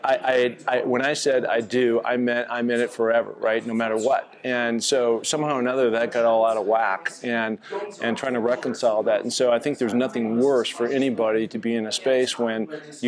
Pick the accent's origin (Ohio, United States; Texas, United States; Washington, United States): Washington, United States; Seattle; growing up in Seattle, a very mountainous community